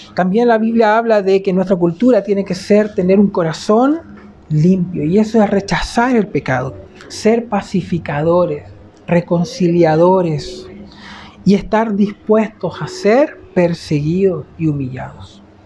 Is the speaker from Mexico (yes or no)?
no; Chile; cómo somos los chilenos